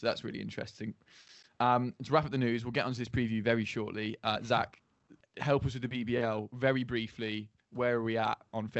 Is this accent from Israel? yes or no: no; England, United Kingdom; We're English.